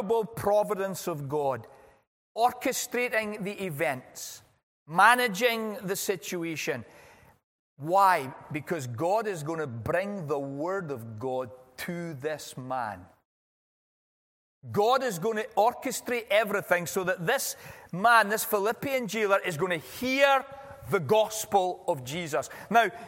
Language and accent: English; California, United States; I'm from California